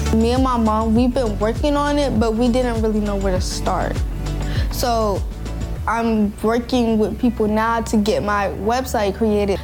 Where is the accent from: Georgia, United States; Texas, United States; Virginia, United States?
Virginia, United States; Norfolk; also born or lived in Portsmouth, Virginia; I am from Norfolk, Virginia, but I live in Portsmouth now